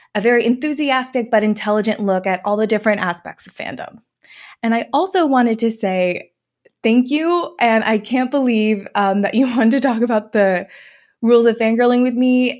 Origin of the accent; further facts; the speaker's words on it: New Jersey, United States; I grew up in New Jersey